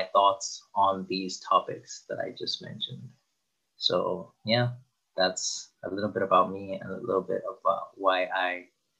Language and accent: English; Zimbabwe; moved away as an adult; now in Belgium; I was born and raised in Zimbabwe and then subsequently moved to Belgium, where I've been living for the past 8 years or so.